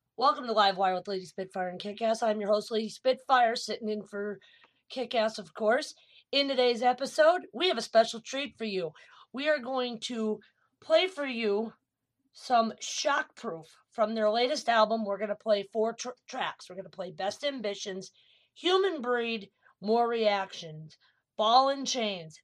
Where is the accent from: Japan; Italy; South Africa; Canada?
Italy; moved away; my home country italy